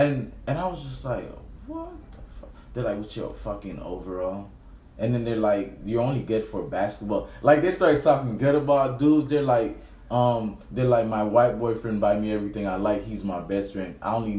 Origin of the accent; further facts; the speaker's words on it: Miami Beach, Florida, United States; also born or lived in Haiti; Miami Beach.